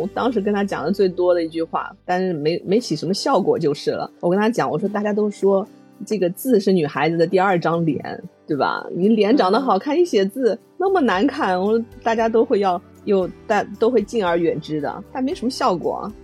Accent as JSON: {"language": "Chinese", "town": "Lishui", "region": "Zhejiang", "country": "China", "tie": "born or raised there", "said": "我的家乡，就是在浙江丽水这边儿"}